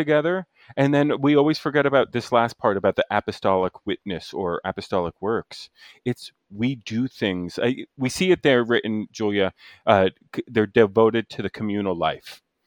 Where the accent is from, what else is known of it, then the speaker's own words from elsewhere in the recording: New Jersey, United States; now in Chicago, United States; I grew up in Central Jersey